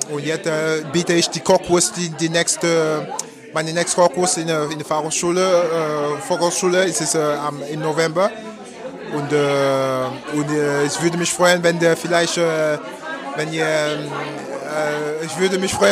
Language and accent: German; Cameroon; German is a second language; moved away as an adult; now in Germany; Äh, ich komme aus Kamerun. Ich, bin, äh, ich lebe in Deutschland seit äh, schon zwölf Jahren